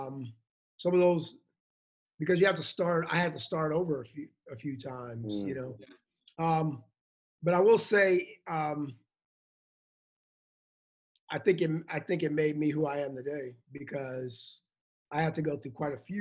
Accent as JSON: {"language": "English", "town": "Chicago", "region": "Illinois", "country": "United States", "tie": "born or raised there", "moved": "as an adult", "said": "I was born in Chicago, Illinois, which is in the Midwest of the country, and I have five siblings"}